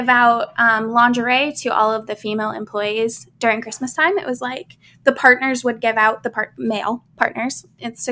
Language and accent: English; Midwest, United States; I grew up in the Midwest